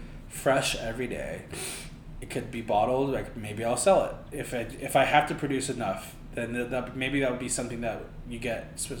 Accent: Philippines; now in New York, United States; plus I'm Filipino.

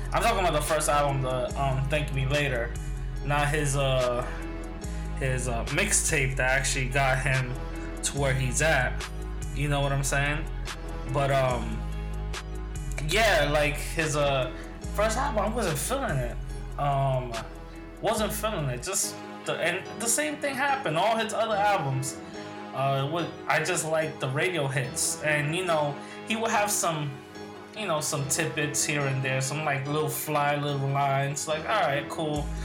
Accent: New York, United States; my hometown in New York

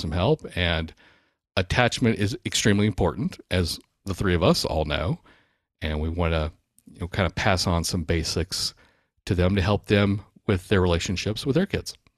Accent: Baton Rouge, Louisiana, United States; growing up in Baton Rouge

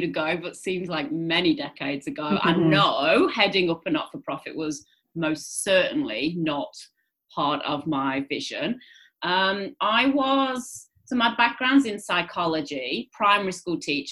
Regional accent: England, United Kingdom; moved away as an adult; also born or lived in Greece; now in Australia; you can hear from my accent. I grew up under the grey skies of England.

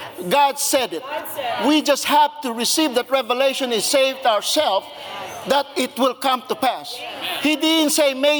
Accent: Philippines; moved away; I was born and raised in the Philippines

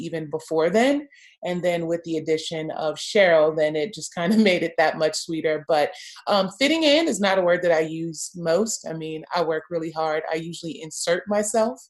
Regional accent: Los Angeles, California, United States; moved away; also born or lived in Houston; I'm from Los Angeles, USC

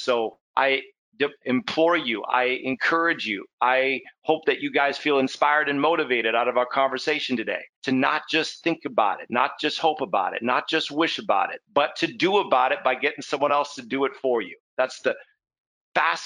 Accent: Canada; we're Canadian, so you know, we're at least I am

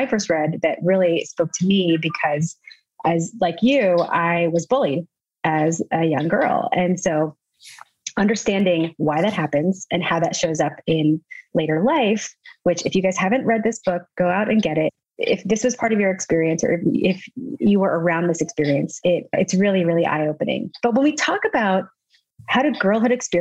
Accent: the South, United States; I was raised in the South

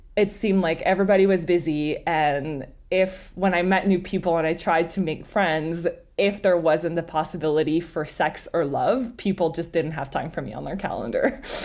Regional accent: Montreal, Quebec, Canada; first language French; English is a second language; moved away; I'm from Montreal, like he said, French is my native language

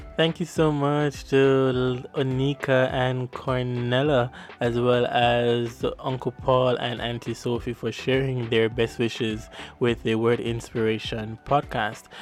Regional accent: Jamaica; accent: Jamaican patois; my Jamaican patois

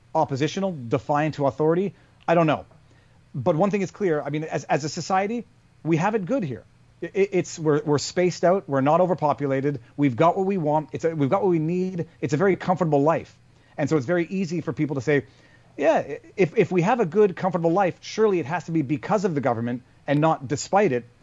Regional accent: Canada; I'm Canadian

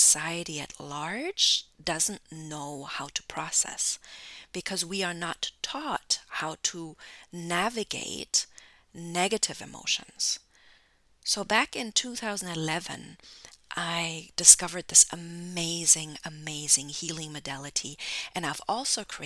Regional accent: Germany; now in United States; I'm originally from Germany

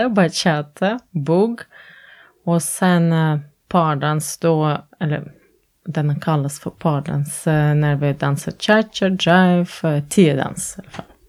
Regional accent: Latvia; Swedish is a second language; also born or lived in Norway; now in Sweden; jag är från Lettland

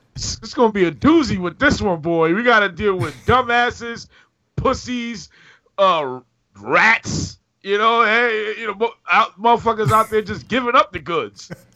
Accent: New York, United States; We are from New York. We were here during the Giuliani days

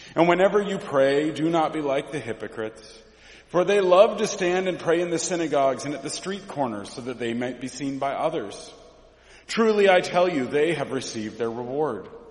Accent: Mount Angel, Oregon, United States; I grew up in Mount Angel, Oregon

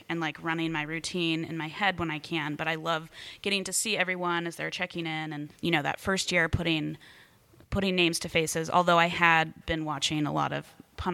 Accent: Spokane, Washington, United States; I was from Spokane, Washington

